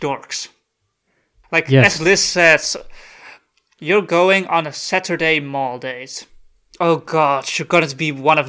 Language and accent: English; California, United States; I'm from California.